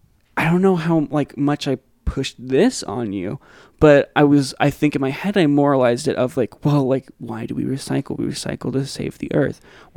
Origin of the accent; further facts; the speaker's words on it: Seattle, Washington, United States; I grew up in Seattle.